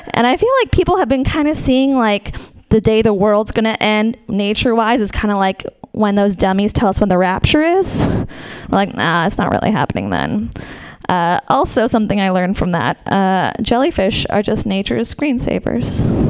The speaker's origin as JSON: {"language": "English", "area": "Marin", "region": "California", "country": "United States", "said": "We're from Marin"}